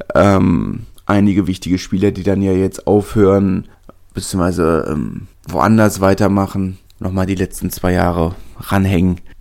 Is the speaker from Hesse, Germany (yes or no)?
no; Berlin, Germany; als Berliner